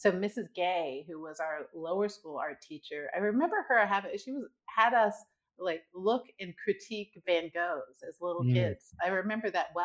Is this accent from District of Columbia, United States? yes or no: yes; Washington, District of Columbia, United States; we grew up in Washington, D.C.